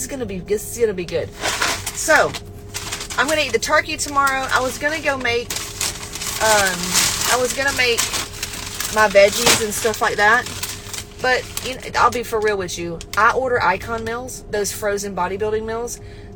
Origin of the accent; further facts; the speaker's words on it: West Georgia, United States; I come from the country, y'all. Listen, I grew up in West Georgia